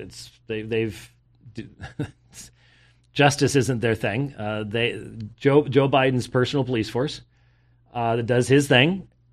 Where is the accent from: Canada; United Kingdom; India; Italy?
United Kingdom; Scotland; I'm Scottish